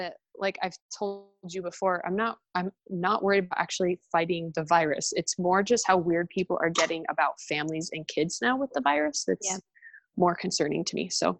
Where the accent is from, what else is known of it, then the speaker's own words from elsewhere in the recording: the South, United States; now in Utah, United States; I grew up in the South, so I know like the Southern feel of the culture of the church.